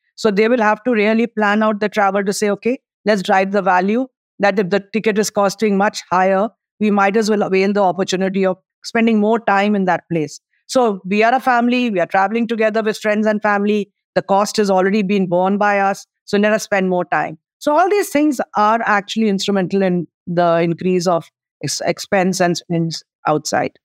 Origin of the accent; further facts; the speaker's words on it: India; as an Indian